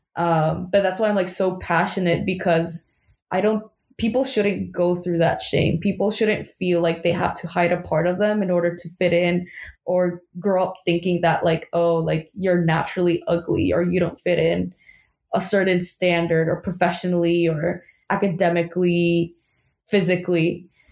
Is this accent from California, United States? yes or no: no; New York City, New York, United States; born and raised in Queens